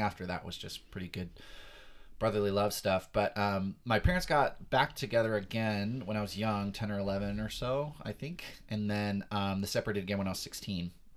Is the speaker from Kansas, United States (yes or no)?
no; Perris, California, United States; Southern California born and raised, been here for most, all my life